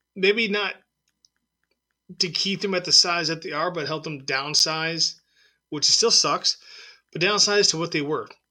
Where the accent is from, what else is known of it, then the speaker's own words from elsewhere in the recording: San Diego, California, United States; I'm from San Diego, so I, I watched the Padres